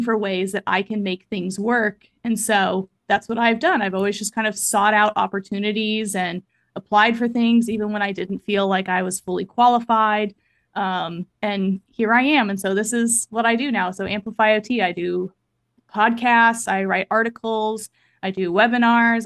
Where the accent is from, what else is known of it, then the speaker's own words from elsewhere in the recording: Kansas City, Missouri, United States; moved away as an adult; also born or lived in Iowa; I am originally from Kansas City, Missouri